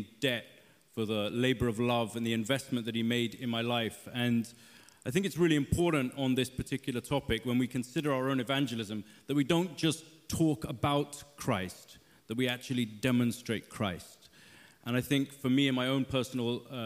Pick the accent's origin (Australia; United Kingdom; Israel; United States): United Kingdom; London; I'm born and bred Londoner, just down the road at St. Mary's in Paddington